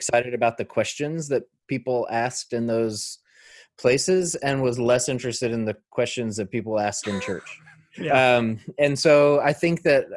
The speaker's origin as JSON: {"language": "English", "town": "Bentonville", "region": "Arkansas", "country": "United States", "tie": "born or raised there", "also_born_or_lived": "El Dorado, Arkansas", "said": "I was born and raised in Arkansas."}